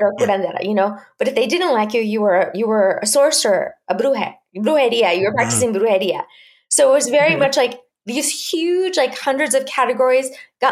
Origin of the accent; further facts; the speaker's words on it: Chihuahua, Mexico; I was growing up in Chihuahua, Mexico, which is the northern part of Mexico